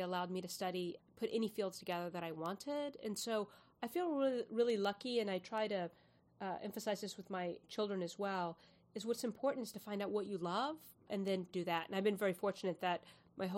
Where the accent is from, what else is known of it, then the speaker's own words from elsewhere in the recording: Houston, Texas, United States; also born or lived in San Antonio, Texas; I grew up in Houston, Houston and San Antonio, and it's really hot there